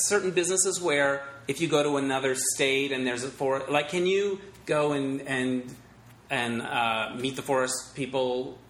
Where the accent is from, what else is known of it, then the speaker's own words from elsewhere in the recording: northern Arizona, United States; moved away; I'm from Arizona